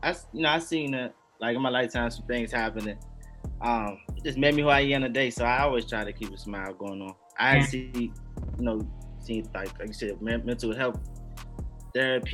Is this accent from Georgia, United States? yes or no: no; Washington, District of Columbia, United States; also born or lived in Maryland; I'm from Washington, D.C. Born in Washington, D.C.